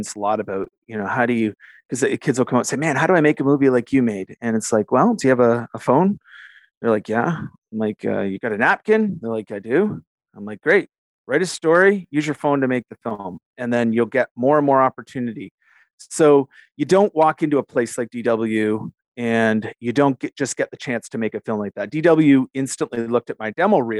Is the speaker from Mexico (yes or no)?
no; Canada; also born or lived in Western New York, United States; I'm a Canadian, but worked in the U.S.